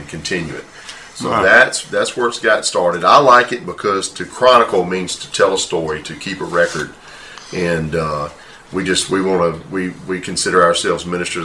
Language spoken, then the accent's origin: English; southern Louisiana, United States; We played music and helped seed churches all over southern Louisiana